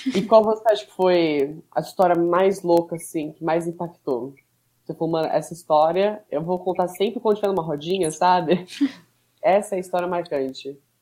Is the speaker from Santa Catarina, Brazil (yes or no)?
no; São Paulo, Brazil; A gente é de São Paulo, São Paulo também